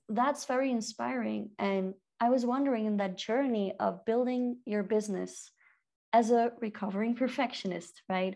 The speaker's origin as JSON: {"language": "English", "country": "Belgium", "moved": "yes", "lives_now": "Peru", "said": "I'm from Belgium, living in Peru"}